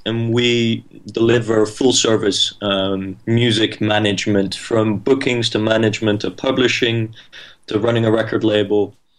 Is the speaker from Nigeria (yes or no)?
no; Netherlands; I'm 22 years old. I'm from the Netherlands.